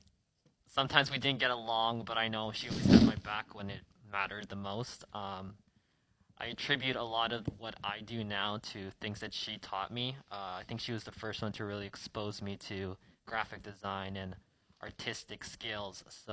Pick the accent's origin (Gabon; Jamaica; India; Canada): Canada; Winnipeg, Manitoba; also born or lived in Venezuela; I was born in Venezuela, and when I turned 1 year old, my family immigrated here to Canada. So I've pretty much grown up here in Winnipeg my entire life. I learned Spanish from my parents